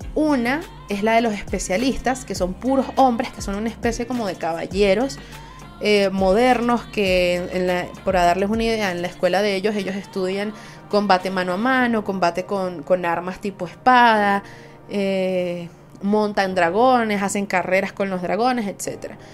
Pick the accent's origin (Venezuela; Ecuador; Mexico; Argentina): Venezuela; Soy una jeva de Venezuela